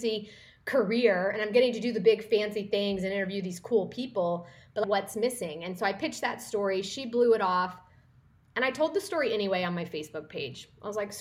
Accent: northeastern Kansas, United States; moved away as an adult; also born or lived in Oklahoma / Dallas, Texas; I grew up in Kansas, in a small town in northeastern Kansas.

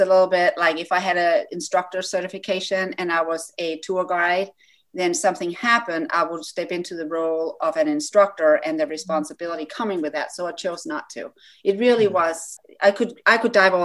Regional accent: Denmark; moved away as an adult; now in United States; I grew up in Denmark

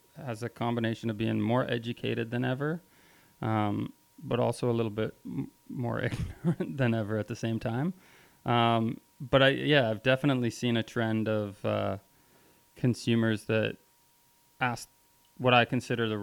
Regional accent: Vancouver, British Columbia, Canada; moved away as an adult; growing up in Vancouver, the food culture scene, was pretty advanced for Canada at the time.

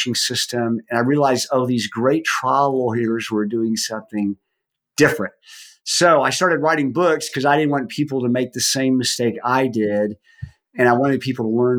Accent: Dallas, Texas, United States; I grew up in Dallas, Texas, went to high school there

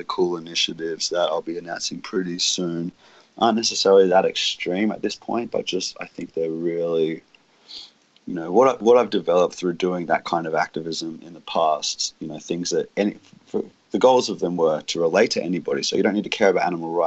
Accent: Australia; my home country, Australia

